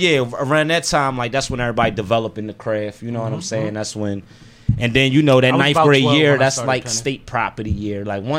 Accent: United States; I'm from the Ville. I'm from Somerville.

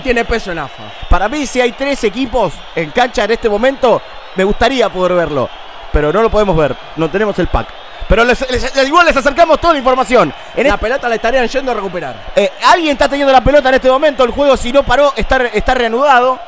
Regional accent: Argentina; como argentino, que como latinoamericano

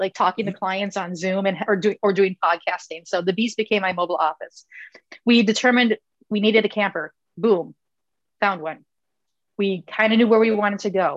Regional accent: Minnesota, United States; Winter in Minnesota, we're from Minnesota

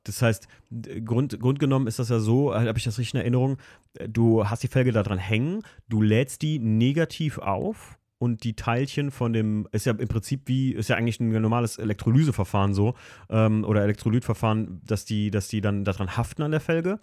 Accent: Alken, Rhineland-Palatinate, Germany; im wunderschönen Algen, meinem Heimatort

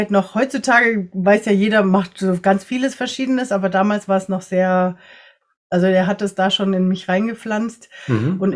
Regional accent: Ecuador; born there; Ich bin selber in Ecuador geboren, mein Papa ist Deutscher und meine Mama ist aus einer chinesischen Kolonie in Ecuador

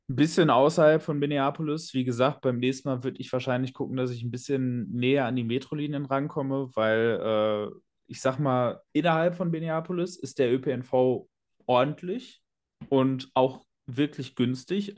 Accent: Ruhr area, North Rhine-Westphalia, Germany; planloser Pottmensch

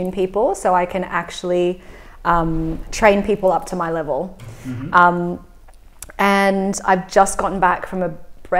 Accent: Sydney, New South Wales, Australia; also born or lived in Hong Kong; I grew up in Hong Kong till I was 8, and then Sydney in Bondi for the rest of the time.

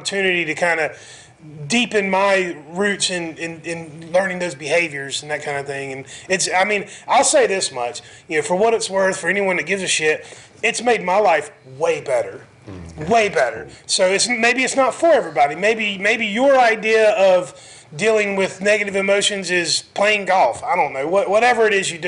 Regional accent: Crowders Mountain, North Carolina, United States; I grew up out on Crowder's Mountain

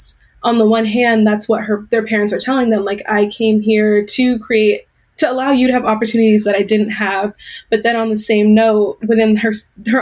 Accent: California, United States; I'm born and raised in California. I still live in Southern California

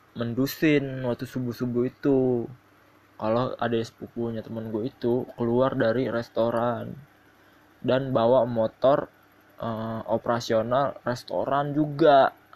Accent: South Tangerang, Banten, Indonesia; Gua asli Tangerang Selatan

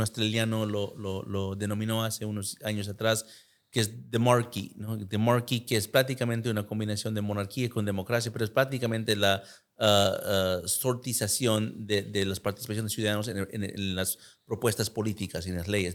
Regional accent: United States; yo nací en Estados Unidos

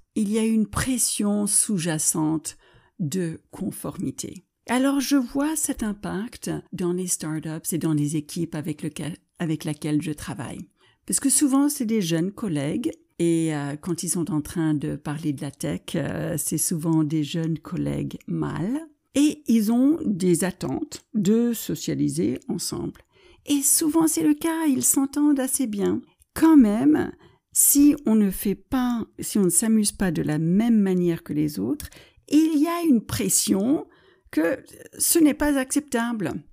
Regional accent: United States; French is a second language; moved away; also born or lived in France

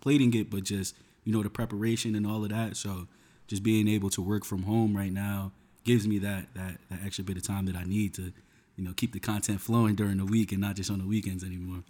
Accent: Union, New Jersey, United States; also born or lived in Westfield, New Jersey; I grew up in, in Union, New Jersey

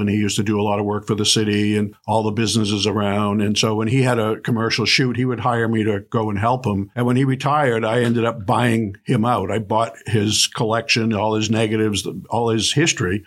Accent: Dover, New Hampshire, United States; moved away as an adult; also born or lived in California / New Jersey; I grew up in Dover

